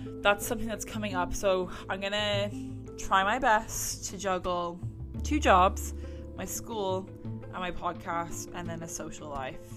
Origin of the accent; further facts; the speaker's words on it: Ireland; now in Canada; I'm an Irish immigrant